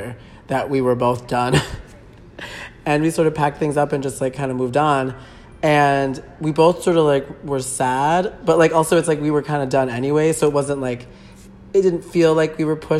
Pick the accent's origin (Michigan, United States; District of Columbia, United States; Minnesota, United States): Minnesota, United States; I'm from Minnesota